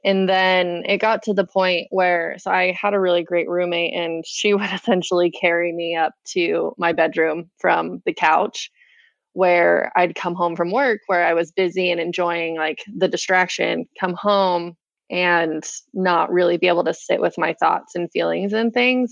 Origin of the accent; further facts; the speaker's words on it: West Point, Utah, United States; I grew up, born and raised in West Point, Utah.